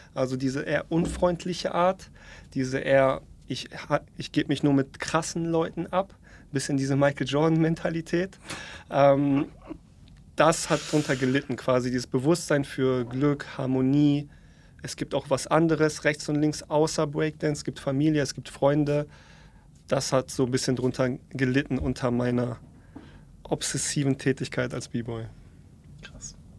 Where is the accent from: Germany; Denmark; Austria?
Germany; North Rhine-Westphalia; also born or lived in Poland; bin in NRW groß geworden